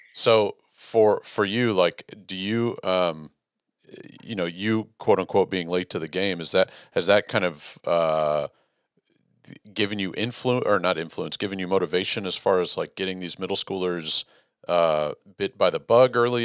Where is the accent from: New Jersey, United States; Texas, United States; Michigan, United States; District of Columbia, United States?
Texas, United States; as a Texan